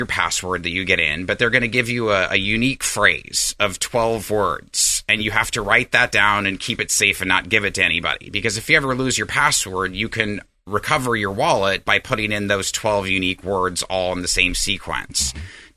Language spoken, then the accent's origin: English; Galena, Alaska, United States; now in El Dorado Hills, United States; the little village I grew up in Alaska was on the Yukon River called Galena